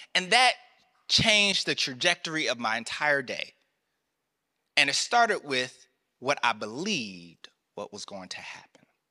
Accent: North Carolina, United States; I grew up in North Carolina, the country South

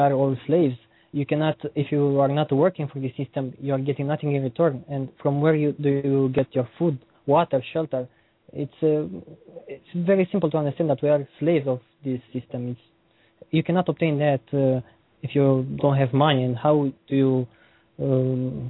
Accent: Romania; English is a second language; I'm from Romania, I see there many people are literally struggling for eating something

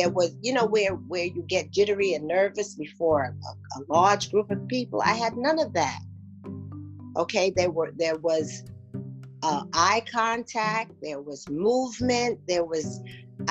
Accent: New York City, New York, United States; also born or lived in St. Thomas, U.S. Virgin Islands; born St. Thomas, Virgin Islands, and raised in New York. And now living in Brooklyn, New York

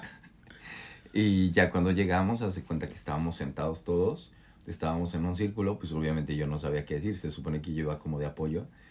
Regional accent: Mexico; now in New York, United States; soy de México

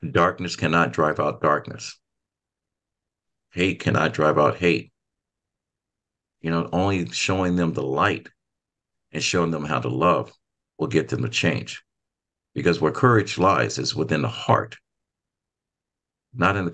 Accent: Oklahoma, United States; my home state where I was born in Oklahoma

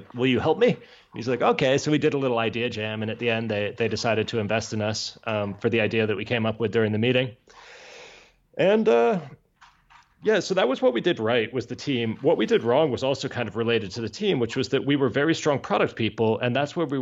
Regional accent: near Miami, Florida, United States; accent: American; also born or lived in Georgia; now in Barcelona, Spain; I grew up near Miami

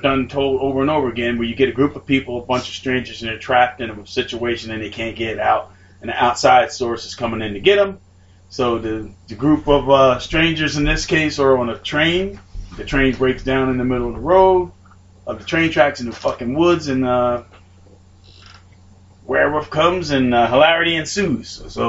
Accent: London, United Kingdom; Motherfucker, I was raised in London.

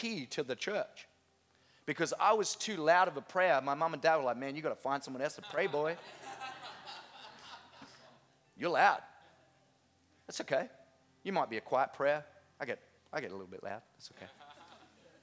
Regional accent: Innisfail, Queensland, Australia; I grew up in Innisfail Christian Outreach Center, now INC, Harvest Church

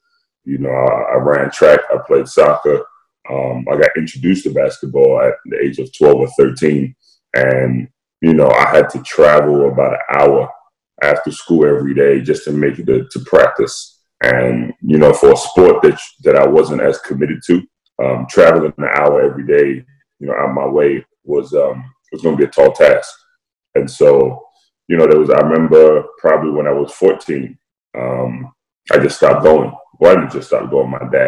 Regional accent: London, United Kingdom; So for me, you know, I don't sound like it, but I was born and raised in London, England.

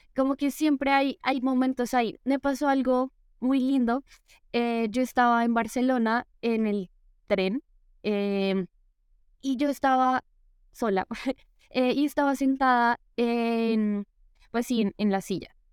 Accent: Bogotá, Colombia; soy de Bogotá

